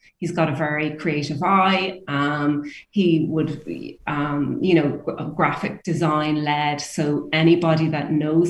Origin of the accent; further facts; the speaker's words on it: Ireland; as Irish people